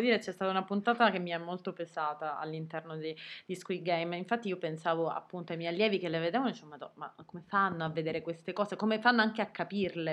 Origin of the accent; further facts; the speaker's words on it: Sicily, Italy; noi siamo siciliane